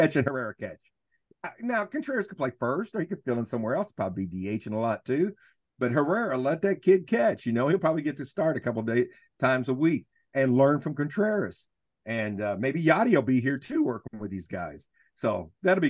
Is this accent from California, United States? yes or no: no; Arkansas, United States; I'm from Arkansas